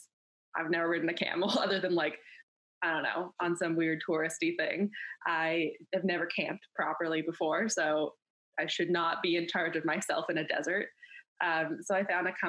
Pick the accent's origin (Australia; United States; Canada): Canada; I grew up in Canada.